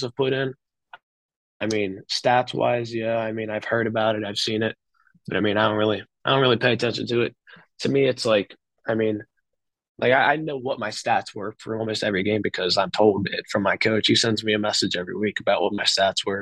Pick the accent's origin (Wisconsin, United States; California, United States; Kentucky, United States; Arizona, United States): Kentucky, United States; Dayton; my small school my hometown community